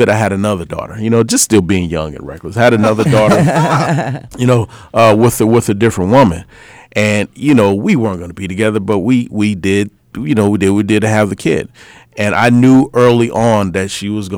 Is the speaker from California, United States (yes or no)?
no; Illinois, United States; moved away as an adult; also born or lived in Boston, Massachusetts; now in Minnesota, United States; I'm from Illinois, but I moved to Boston a little bit after I graduated high school